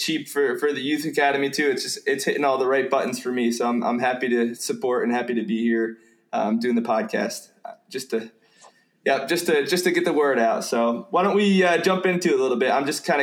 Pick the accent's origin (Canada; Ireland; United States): United States; New Jersey; moved away; I'm from New Jersey originally